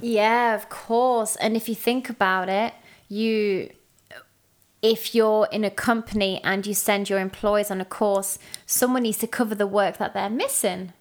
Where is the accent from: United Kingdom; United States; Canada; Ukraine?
United Kingdom; England